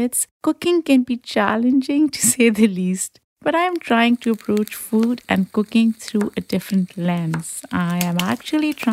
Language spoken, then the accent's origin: English; Pakistan; moved away as an adult; now in United States; growing up in Pakistan